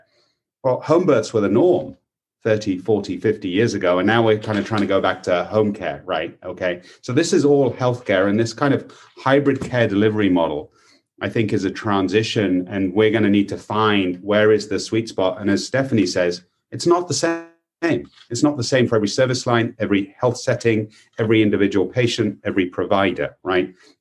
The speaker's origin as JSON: {"language": "English", "country": "United Kingdom", "tie": "born or raised there", "moved": "yes", "lives_now": "United States", "said": "In the UK, my home country"}